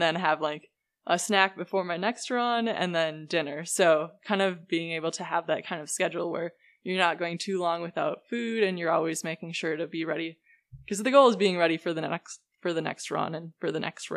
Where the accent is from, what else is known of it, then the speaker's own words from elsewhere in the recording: Amery, Wisconsin, United States; moved away as an adult; now in Boulder, United States; Ellsworth is like probably an hour from my hometown